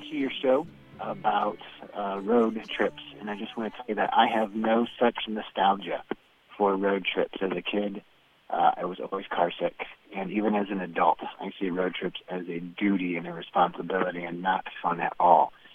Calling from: Kankakee, Illinois, United States; calling from Kankakee, Illinois

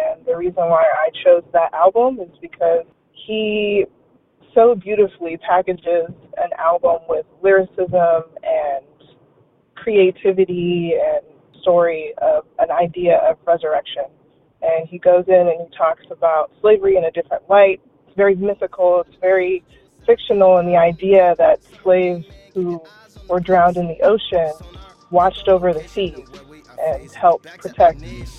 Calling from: California, United States; I'm calling from California.

